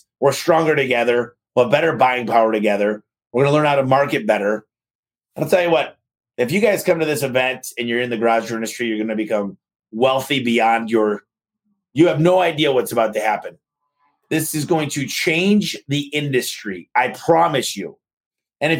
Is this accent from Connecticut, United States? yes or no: no; Michigan, United States; moved away; Michigan from my hometown